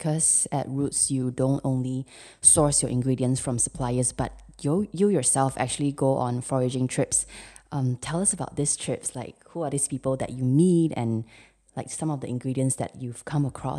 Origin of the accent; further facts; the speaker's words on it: Kedah, Malaysia; also born or lived in Penang; now in Kuala Lumpur, Malaysia; I grew up in Kedah, spent most of my time in Penang, and then now I'm KL